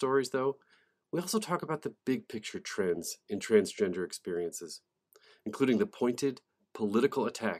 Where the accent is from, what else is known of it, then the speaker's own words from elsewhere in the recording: Pennsylvania, United States; my home state of Pennsylvania